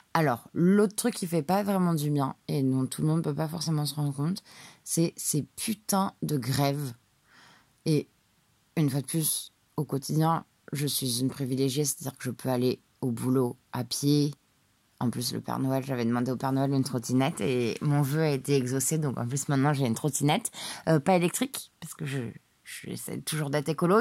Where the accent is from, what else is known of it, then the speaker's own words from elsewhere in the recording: Paris, Île-de-France, France; j'ai été élevée à Paris